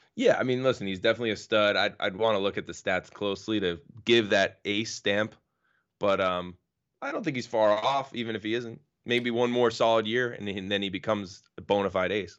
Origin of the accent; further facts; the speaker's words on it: New York, United States; as a New Yorker